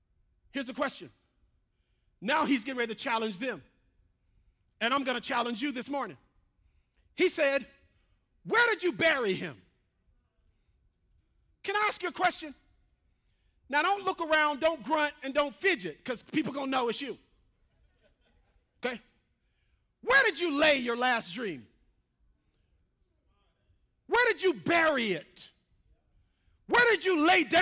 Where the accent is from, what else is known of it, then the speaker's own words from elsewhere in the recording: the South, United States; moved away; I grew up in the South